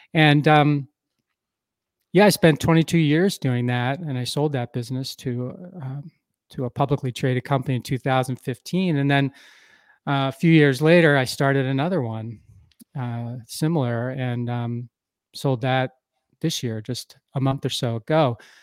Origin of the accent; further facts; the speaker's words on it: Philadelphia, Pennsylvania, United States; moved away as an adult; now in Wisconsin, United States; I grew up in the Philadelphia area, uh, of the U S